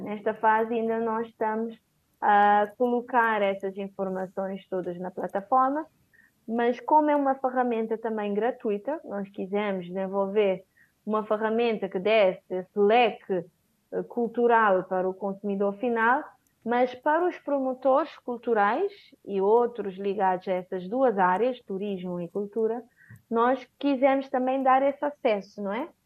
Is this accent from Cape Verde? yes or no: yes; São Vicente, Cape Verde; also born or lived in Praia, Cape Verde; a partir de São Vicente, de onde eu sou